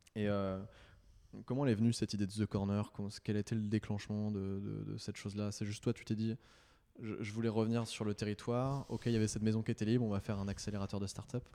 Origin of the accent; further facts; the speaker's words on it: Nantes, Pays de la Loire, France; je viens de Nantes